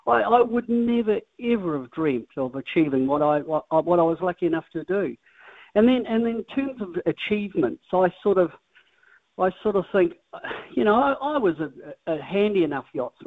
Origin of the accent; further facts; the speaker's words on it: Christchurch, Canterbury, New Zealand; I was born in Littleton, down in Christchurch, and I was really fortunate in those early years in some ways to get a hell of a lot, because my mum and dad had nothing. They were just normal Kiwi folk.